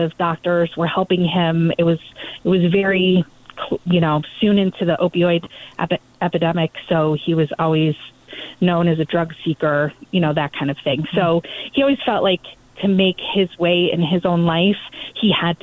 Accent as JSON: {"language": "English", "region": "Ohio", "country": "United States", "tie": "born or raised there", "said": "I grew up in Ohio, basically by a cornfield."}